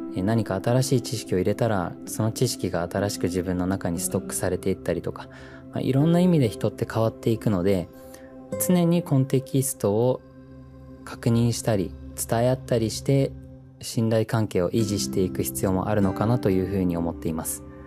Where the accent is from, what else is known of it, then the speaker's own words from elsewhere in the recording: New Zealand; moved away as an adult; now in Japan; 僕はもともと自然豊かなニュージーランドという国で生まれ育って